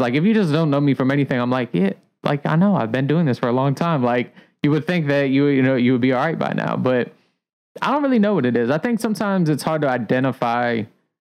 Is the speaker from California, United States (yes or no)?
no; Columbia, Maryland, United States; now in Baltimore, United States; I'm from Columbia, Maryland.